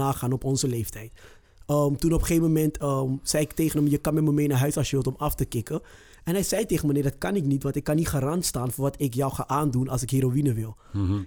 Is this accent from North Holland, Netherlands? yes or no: yes; Amsterdam, North Holland, Netherlands; Ik kom zelf uit Zuidoost